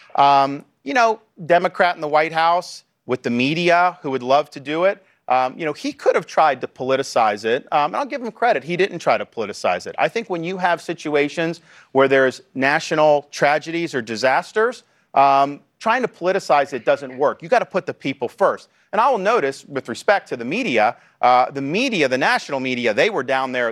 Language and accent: English; Florida, United States; my home state of Florida